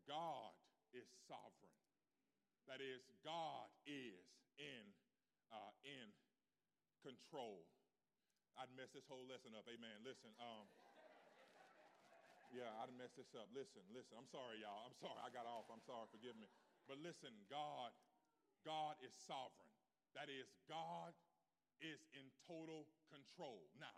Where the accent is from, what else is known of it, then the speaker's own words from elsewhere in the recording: West Coast, United States; I'm from the North. I'm from the West Coast. We really never had to say that.